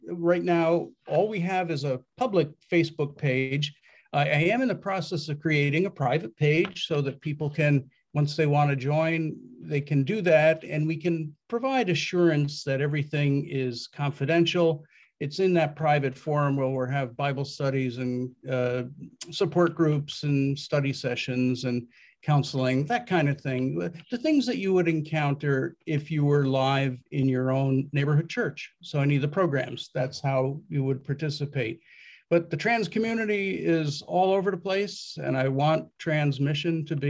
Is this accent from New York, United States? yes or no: yes; Westchester County, just outside New York City, United States; I was born and raised just outside New York City in Westchester County.